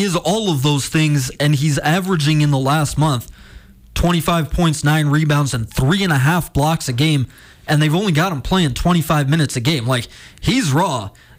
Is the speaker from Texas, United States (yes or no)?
no; Washington, District of Columbia, United States; now in Montana, United States; one of them is in my hometown of Washington, D.C.